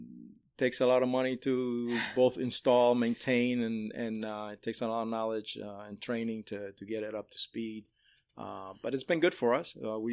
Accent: Chicago, Illinois, United States; now in Central Florida, United States; back in 1979 in Chicago, where I grew up, my hometown.

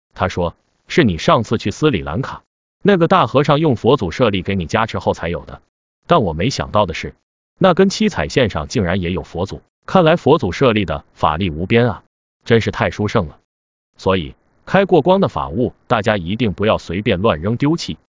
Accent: China; 我是来自中国的客人

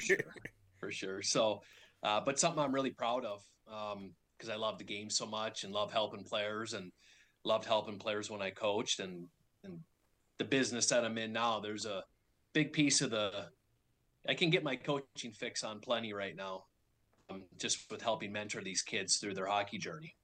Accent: Minnesota, United States; moved away as an adult; I grew up in Minnesota, which is the hockey hotbed

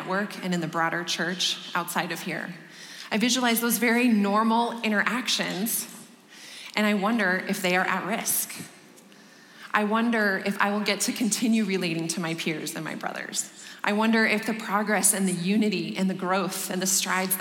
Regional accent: Denver, Colorado, United States; this is my hometown, and I am thrilled to be welcoming you to my city and just proclaiming Christ with you here in Denver

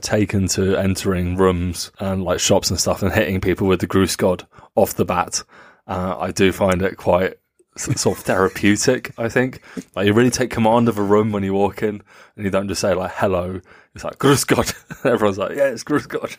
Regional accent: England, United Kingdom; now in Germany; as an Englishman

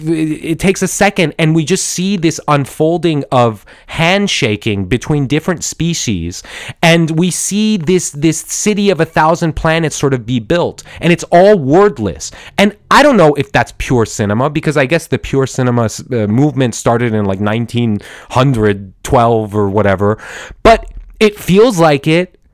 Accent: Portland, Oregon, United States; I'm an Iranian American guy. I was born in Portland, Oregon, but my blood is from Iran

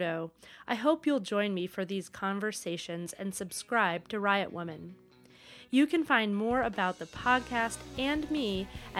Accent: Maine, United States; moved away as an adult; also born or lived in Portland, Oregon / New York City; growing up in Maine

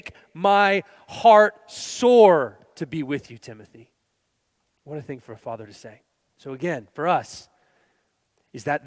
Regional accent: Texas, United States; moved away; We're originally from Texas

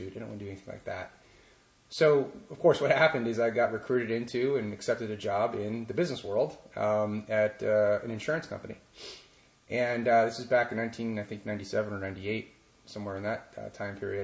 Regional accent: Pittsburgh, Pennsylvania, United States; I grew up in Pittsburgh

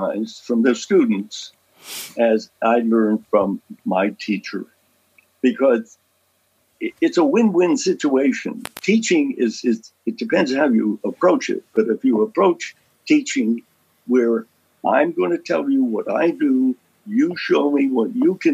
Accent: Lewisburg, Pennsylvania, United States; my hometown of Lewisburg, Pennsylvania

